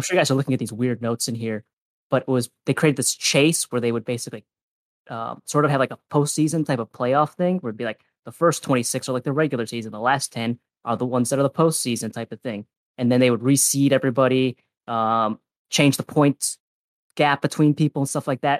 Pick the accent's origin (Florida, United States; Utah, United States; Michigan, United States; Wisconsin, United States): Wisconsin, United States; I'm from Wisconsin